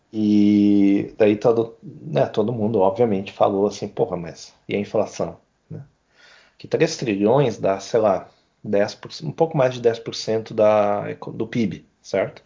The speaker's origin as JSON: {"language": "Portuguese", "country": "Brazil", "said": "como brasileiro"}